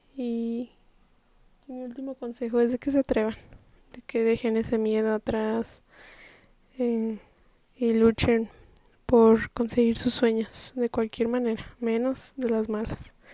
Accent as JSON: {"language": "Spanish", "country": "Mexico", "said": "Yo soy mexicana"}